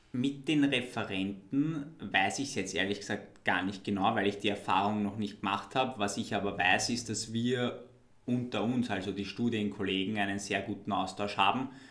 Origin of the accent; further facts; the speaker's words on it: Wiener Neustadt, Lower Austria, Austria; für mich als Wiener Neustädter